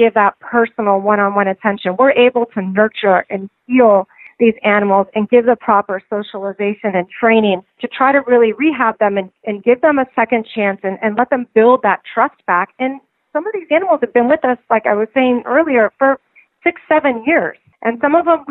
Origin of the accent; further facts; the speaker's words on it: Miami, Florida, United States; also born or lived in New York; I was born and raised in Miami